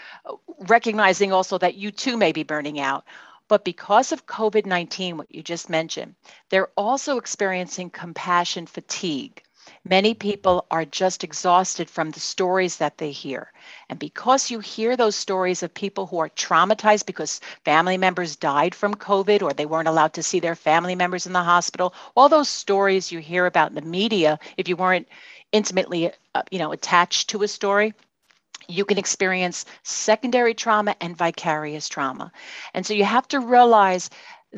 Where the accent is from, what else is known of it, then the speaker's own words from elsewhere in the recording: New York City, New York, United States; accent: Brooklyn; now in Kendall Park, United States; I'm in Kendall Park, New Jersey, but you can tell from my accent that I'm from Brooklyn, New York